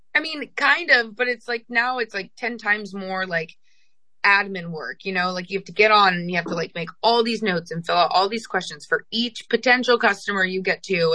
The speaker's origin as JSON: {"language": "English", "region": "Kansas", "country": "United States", "tie": "born or raised there", "also_born_or_lived": "New Jersey", "said": "I was born in New Jersey and then I grew up in Kansas. We moved there when I was five."}